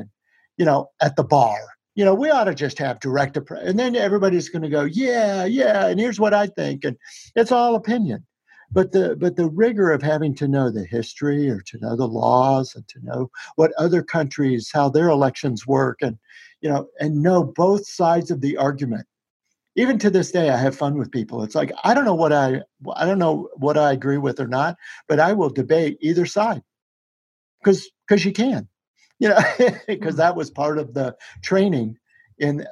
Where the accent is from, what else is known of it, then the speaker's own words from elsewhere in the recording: Shreveport, Louisiana, United States; Our family in Shreveport, Louisiana